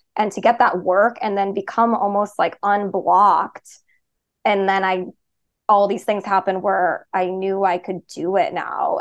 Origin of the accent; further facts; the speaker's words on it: Chicago, Illinois, United States; also born or lived in Boston; I moved home to Chicago